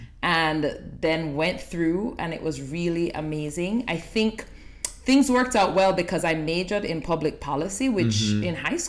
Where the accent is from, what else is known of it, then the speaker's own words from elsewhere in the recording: Kingston, Jamaica; moved away as an adult; also born or lived in Princeton; now in New Jersey, United States; born and raised in Kingston. Mm-hmm. With no intention of moving.